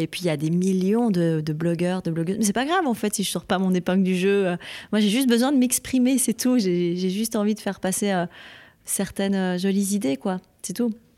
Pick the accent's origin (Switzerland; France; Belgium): Switzerland; French-speaking Switzerland, Romandy; je suis Suisse romande et j'aime mon pays